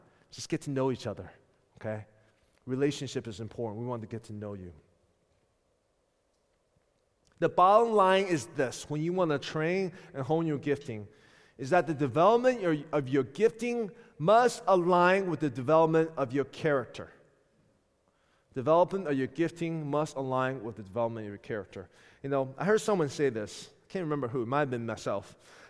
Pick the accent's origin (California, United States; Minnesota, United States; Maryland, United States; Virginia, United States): Virginia, United States; Richmond; I came from Richmond, Virginia. And though many of you don't know this, when I came here, I was, by world standard, considered a seasoned minister.